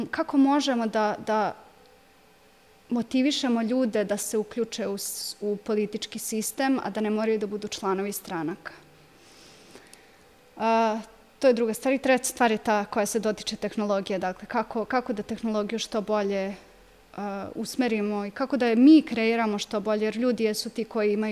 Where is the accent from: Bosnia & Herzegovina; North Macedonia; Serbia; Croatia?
Serbia; Kikinda, Vojvodina; odrasla sam u Kikindi, išla sam ovde u osnovnu školu, u gimnaziju